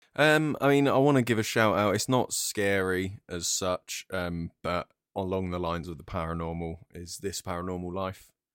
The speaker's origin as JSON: {"language": "English", "town": "Brighton", "region": "South East England", "country": "United Kingdom", "said": "I'm from Brighton"}